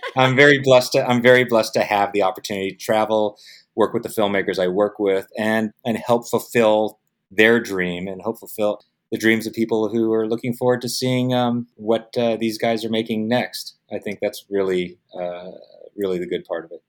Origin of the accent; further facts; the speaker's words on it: San Diego, California, United States; also born or lived in Vietnam; I grew up in San Diego.